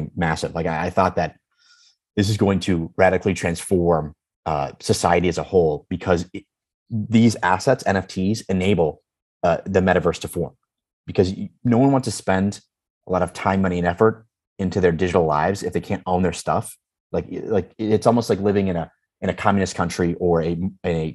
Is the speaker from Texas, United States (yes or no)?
no; Chicago, Illinois, United States; I've known Dan Patterson, or Dan, since I was 6 years old. So we grew up together in Chicago